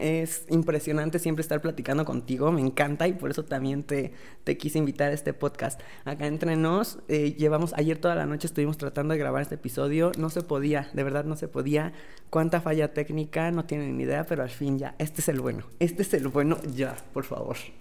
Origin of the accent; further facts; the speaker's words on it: Mexico City, Mexico; also born or lived in London / France / Los Angeles; mexicano. Vivo en la Ciudad de México y toda mi educación fue aquí.